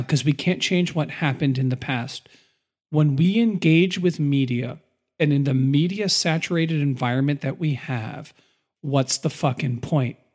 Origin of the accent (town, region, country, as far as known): United States